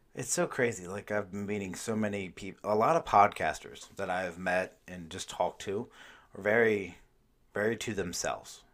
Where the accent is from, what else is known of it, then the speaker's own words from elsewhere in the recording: Maryland, United States; I grew up in Maryland